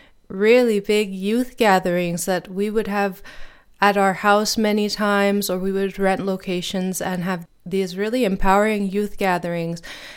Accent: Lennoxville, Quebec, Canada; also born or lived in Edmonton; growing up in Lennoxville, Quebec, and bringing in the wider community to celebrate these days that are so important for us as Baha'is. And then after living in Lennoxville, we moved to Edmonton, Alberta

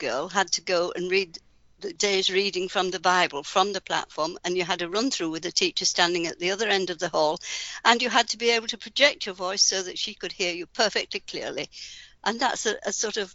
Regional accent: Yorkshire and the Humber, United Kingdom; I grew up in Yorkshire, in England

